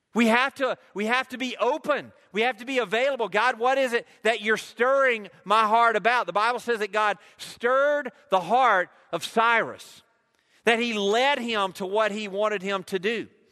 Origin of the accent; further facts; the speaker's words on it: United States; I am an American